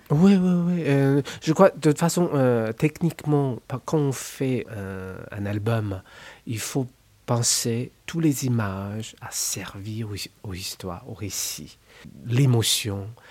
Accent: China; French is a second language; moved away as an adult; quand j'ai quitté la Chine.

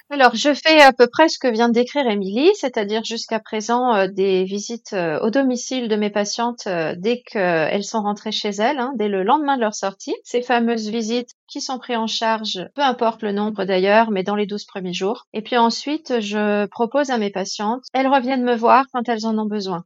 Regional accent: France; ici, chez nous, en France

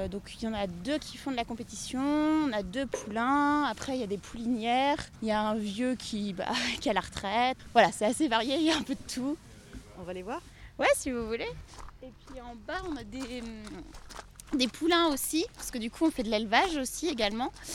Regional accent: Saint-Nazaire, Pays de la Loire, France; moved away as an adult; also born or lived in Nantes; now in Le Petit-Celland, France; je suis originaire des Pays de la Loire. Je suis née à Saint-Nazaire.

